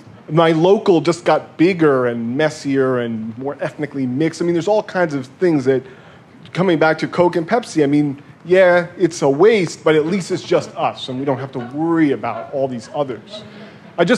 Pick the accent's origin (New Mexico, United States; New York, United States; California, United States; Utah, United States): New York, United States; And I'm from New York, I'm a Yankee fan